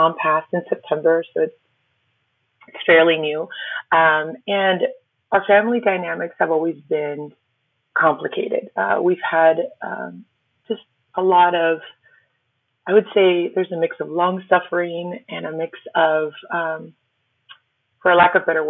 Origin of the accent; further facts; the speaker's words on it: Miami, Florida, United States; first language Spanish; English is a second language; My parents are Cuban immigrants, and I didn't know English until I was probably close to like 10, 11, 12, fully. And we lived in Miami